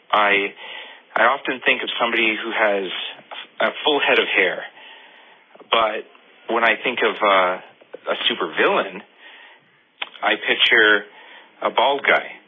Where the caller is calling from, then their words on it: Kingsville, Ontario, Canada; I'm calling from Kingsville, Ontario.